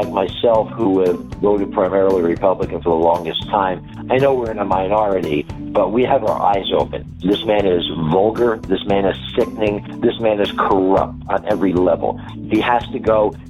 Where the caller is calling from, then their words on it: Seattle, Washington, United States; I'm calling from Seattle, Washington.